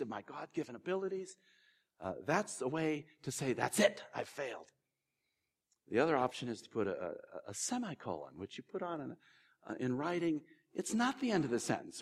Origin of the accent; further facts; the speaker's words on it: California, United States; moved away; also born or lived in Ohio; I was born in California and I used to live in Ohio